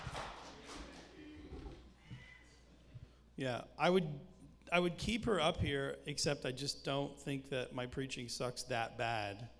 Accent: Canada; accent: Canadian; I'm Canadian

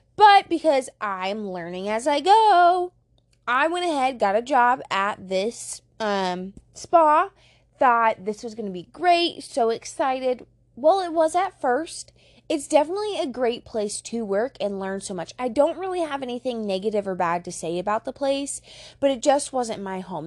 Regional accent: Fremont, Nebraska, United States; Fremont, my hometown.

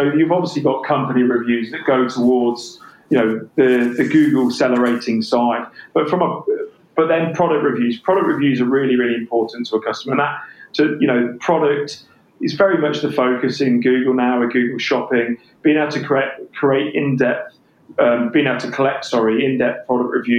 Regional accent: England, United Kingdom; accent: English; my English accent

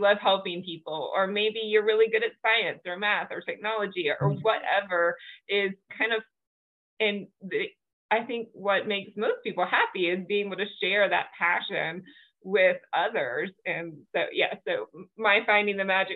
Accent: the South, United States; I grew up in the South and was Christian as well

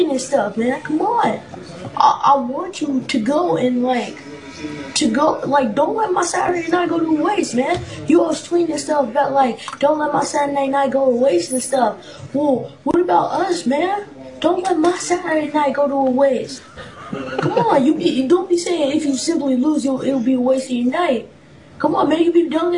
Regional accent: Portland, Oregon, United States; I'm from Portland, Oregon

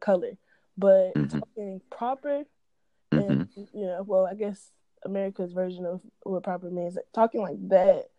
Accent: Fayetteville, North Carolina, United States; I'm from Fayetteville, North Carolina

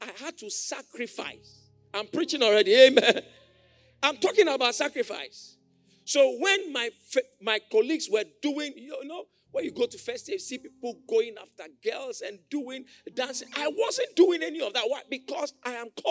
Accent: Accra, Greater Accra, Ghana; born or raised there

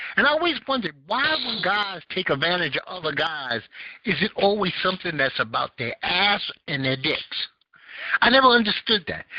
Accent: New York City, New York, United States; I grew up in Bed Stuy.

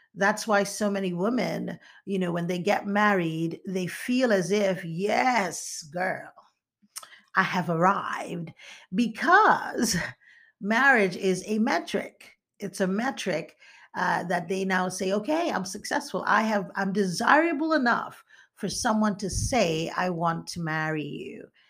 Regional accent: eastern Nigeria, Nigeria; moved away; also born or lived in United States; I am from the eastern part of Nigeria

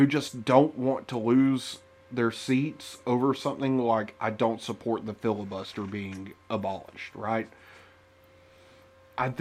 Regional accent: United States; As an American

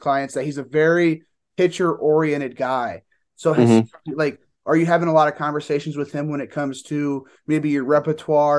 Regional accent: Fort Wayne, Indiana, United States; I'm from Fort Wayne

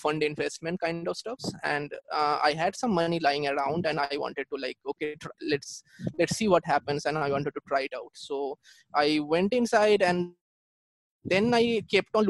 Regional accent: Kolkata, West Bengal, India; I'm from Kolkata, India

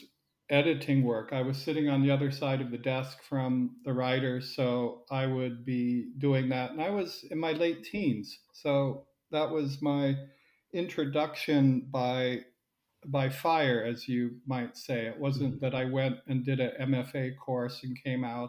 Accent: Silicon Valley, California, United States; moved away as an adult; also born or lived in United Kingdom / Switzerland; now in Zurich, Switzerland; I grew up in Silicon Valley

